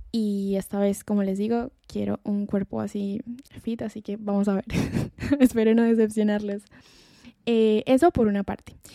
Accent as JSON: {"language": "Spanish", "country": "Colombia", "moved": "as an adult", "lives_now": "Spain", "said": "en mi país, en Colombia"}